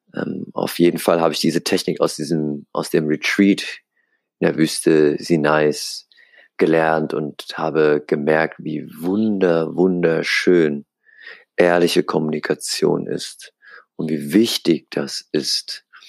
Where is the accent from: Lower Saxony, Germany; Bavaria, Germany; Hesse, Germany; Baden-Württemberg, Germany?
Bavaria, Germany; Aschaffenburg; moved away as an adult; now in Hamburg, Germany; Ich bin hier in Aschaffenburg geboren, aufgewachsen, zur Schule gegangen